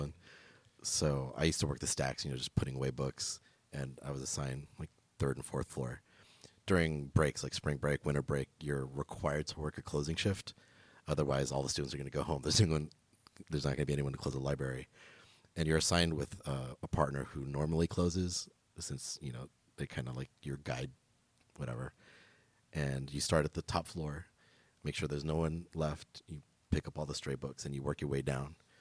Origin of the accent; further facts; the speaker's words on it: Los Angeles, California, United States; I'm originally from L A, like, I grew up in Echo Park